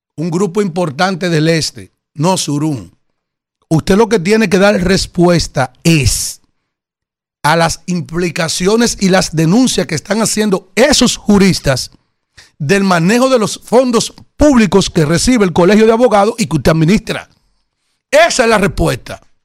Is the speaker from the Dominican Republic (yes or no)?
yes; Yaguate, San Cristóbal, Dominican Republic; senador de la provincia de San Cristóbal, de la cual yo pertenezco, aunque soy del municipio de Yaguate